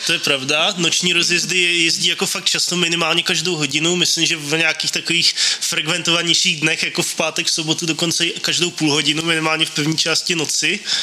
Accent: České Budějovice, South Bohemian Region, Czechia; now in Brno, Czechia; já jsem náplava z Českých Budějovic

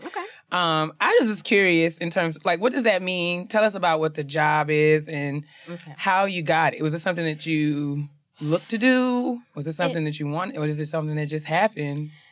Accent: New York, United States; I'm from New York.

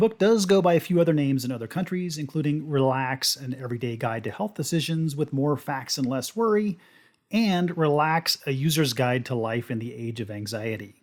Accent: Oklahoma, United States; I, I grew up in Oklahoma, uh, in a town that was detached from Oklahoma City at the time

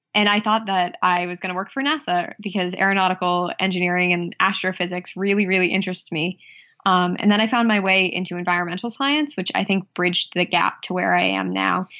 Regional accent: Worcester, Massachusetts, United States; also born or lived in Cape Cod, Massachusetts / South Shore, Massachusetts; I grew up just outside of Worcester, Massachusetts

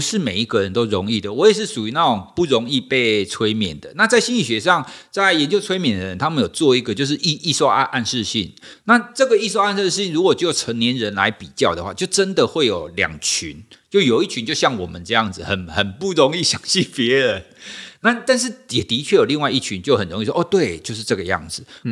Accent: Taiwan; 我们就是国人嘛，我们都是台湾人嘛

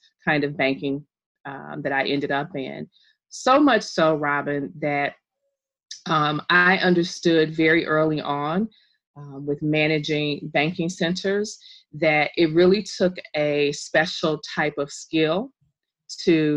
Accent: Indiana, United States; also born or lived in Bloomington, Indiana; I am from Indiana

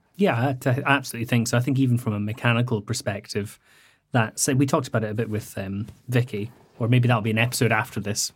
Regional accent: Scottish Highlands, Scotland, United Kingdom; I grew up very rural in the Scottish Highlands

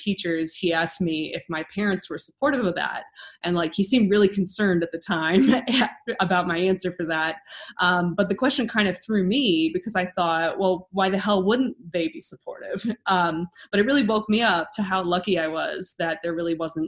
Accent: Ohio, United States; I grew up here. I'm an Ohioan, born and bred

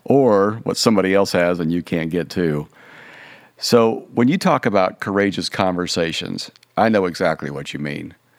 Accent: Kansas, United States; I grew up in Kansas

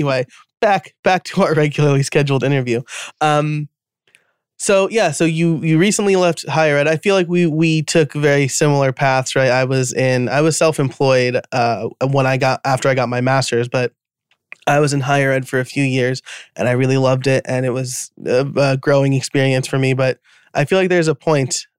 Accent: New York, United States; accent: New York; my New York accent

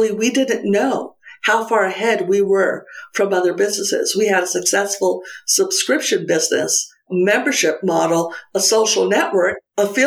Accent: Santa Fe, New Mexico, United States; moved away as an adult; also born or lived in San Francisco / Alameda; Bought a house in Santa Fe, which is my hometown and where I'm coming to you today

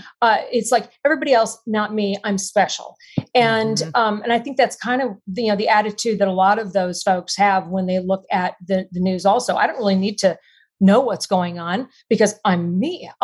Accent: Texas, United States; You know, I'm in Texas and I grew up just outside Austin in a very small town.

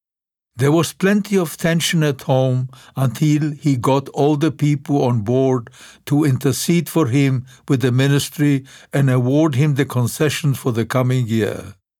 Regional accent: Lodz, Łódź Voivodeship, Poland; English is a second language; The first time I went back to Poland, I did not go back to my hometown of Lodz right away.

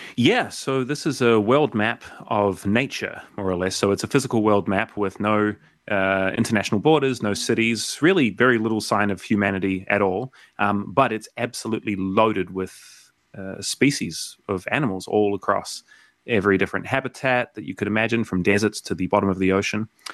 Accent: South Island, New Zealand; moved away as an adult; also born or lived in Vancouver, Canada / Montreal, Canada; now in Melbourne, Australia; I grew up in the South Island of New Zealand

